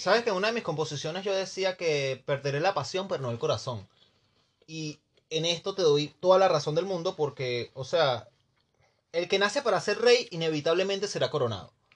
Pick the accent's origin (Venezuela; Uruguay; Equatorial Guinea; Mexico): Venezuela; moved away; yo soy un joven venezolano